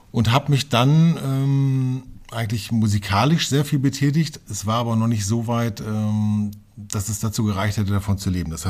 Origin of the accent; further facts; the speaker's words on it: Hameln, Lower Saxony, Germany; also born or lived in Hanover; ich bin von Hannover nach Hameln gezogen, bin dort äh, aufgewachsen, dann bin ich nach Befern gezogen, auch im Weserbergland, bin ja mhm. ein alter Niedersachse